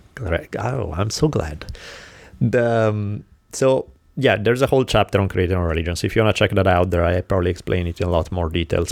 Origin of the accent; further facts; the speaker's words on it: Italy; moved away; growing up in Italy